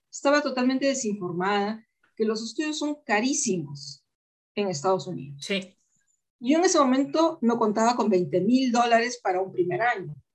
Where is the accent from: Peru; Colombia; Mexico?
Peru; also born or lived in Germany / Spain; He vivido en tantos lugares que, por supuesto, yo sé que soy peruana, pero yo me considero de todas partes. No me considero de Alemania, no me considero de España